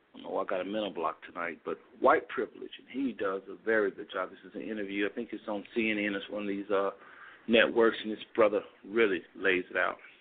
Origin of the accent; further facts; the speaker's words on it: United States; we are Americans inside and out